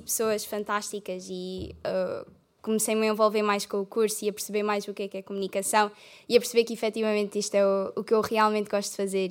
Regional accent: Algarve, Portugal; moved away as an adult; now in Coimbra, Portugal; eu vim de, do Algarve

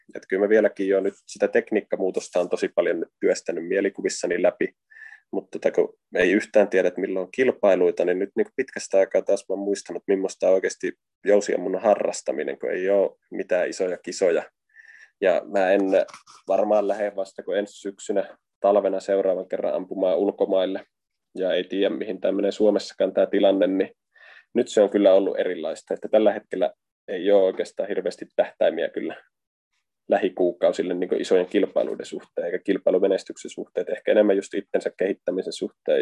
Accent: Varkaus, North Savo, Finland; moved away as an adult; now in Helsinki, Finland; mä Varkaudesta kotoisin, niin silloin kun muutin 2009 Helsinkiin

